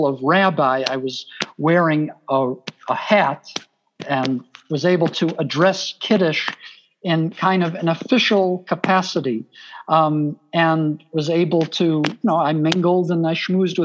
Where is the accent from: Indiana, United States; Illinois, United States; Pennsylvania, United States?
Illinois, United States; Chicago; accent: Chicago; I'm from Chicago, so I can say it in an authentic Chicago accent